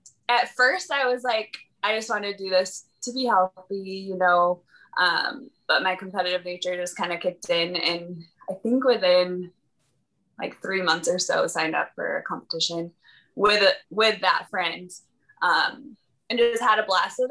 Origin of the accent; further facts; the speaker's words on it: Michigan, United States; now in Missouri, United States; I'm originally from Michigan